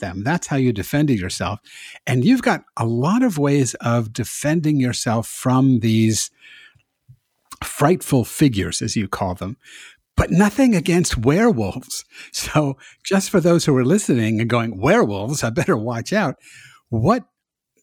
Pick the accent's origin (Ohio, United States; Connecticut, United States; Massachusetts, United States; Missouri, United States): Massachusetts, United States; now in the South, United States; I'm from Massachusetts also